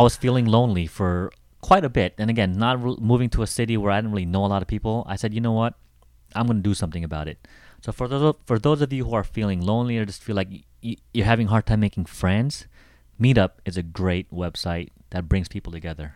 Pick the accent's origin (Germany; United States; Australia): United States; Seattle, Washington; I come from Seattle